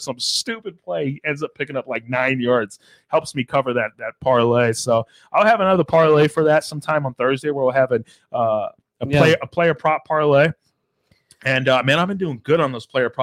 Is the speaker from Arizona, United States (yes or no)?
yes; Arizona, United States; We're from Arizona. We're from Arizona